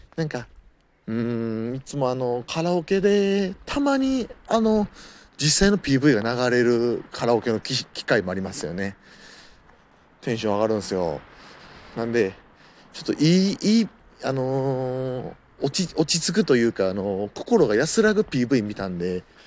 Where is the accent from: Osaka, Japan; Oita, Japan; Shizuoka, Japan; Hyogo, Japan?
Osaka, Japan; born or raised there; now in Tokyo, Japan